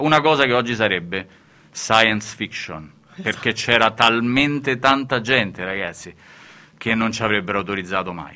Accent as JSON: {"language": "Italian", "region": "a city in central Italy", "country": "Italy", "tie": "born or raised there", "said": "di una città del centro Italia, no? ed è la seconda città più piovosa, quella dove sono nato io, dopo Udine"}